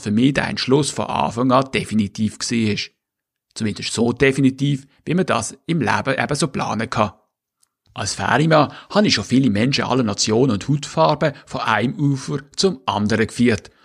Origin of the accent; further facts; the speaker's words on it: Switzerland; moved away as an adult; also born or lived in Schleswig-Holstein, Germany; now in Germany; Ich habe Glück, extremes Glück gehabt, in der Schweiz als Schweizer geboren zu werden